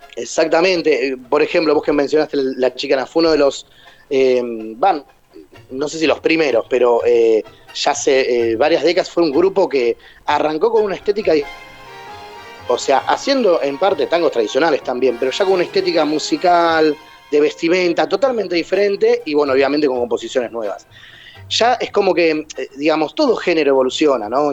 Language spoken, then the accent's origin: Spanish; Temperley, Buenos Aires Province, Argentina; yo soy de Temperley